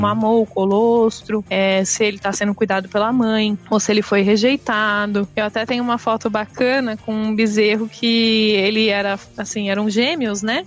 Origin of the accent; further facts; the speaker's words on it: São Paulo, Brazil; Eu sou nascida aqui em São Paulo, fui criada aqui minha vida inteira